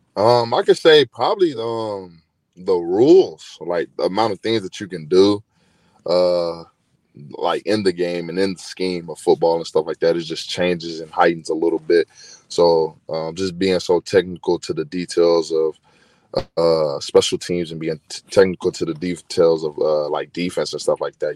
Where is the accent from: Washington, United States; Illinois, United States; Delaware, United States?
Illinois, United States; Chicago; also born or lived in Eastern Kentucky; I was born in Chicago.